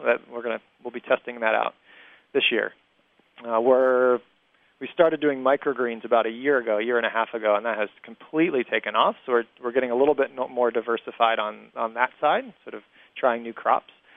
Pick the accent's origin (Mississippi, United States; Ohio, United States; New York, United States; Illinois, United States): Ohio, United States; also born or lived in Europe; now in Indianapolis, United States; I grew up in Ohio